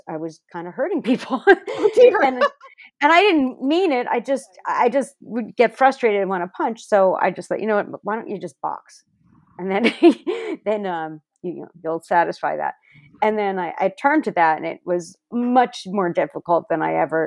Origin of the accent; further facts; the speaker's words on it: New Jersey, United States; I grew up in New Jersey